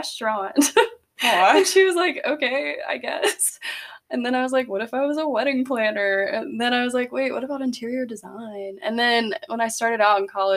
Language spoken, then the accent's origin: English; Greenville, South Carolina, United States; born or raised there; also born or lived in Simpsonville, South Carolina